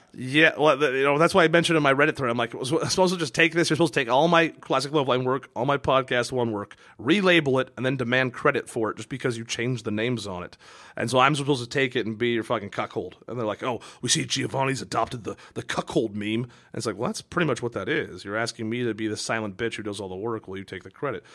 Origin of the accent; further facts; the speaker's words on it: Kirkland, Washington, United States; born or raised there; moved away